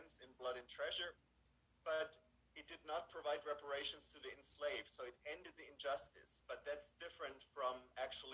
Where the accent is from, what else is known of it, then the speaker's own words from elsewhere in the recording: Tübingen, Baden-Württemberg, Germany; moved away; I was born in post-World War II Germany, raised in Tübingen, which is a beautiful city